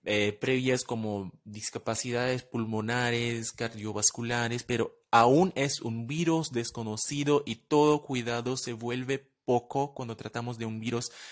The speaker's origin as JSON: {"language": "Spanish", "town": "Cuiabá", "region": "Mato Grosso", "country": "Brazil", "second_language": "Spanish", "moved": "as an adult", "lives_now": "Bogotá, Colombia", "said": "yo soy de Cuyaba"}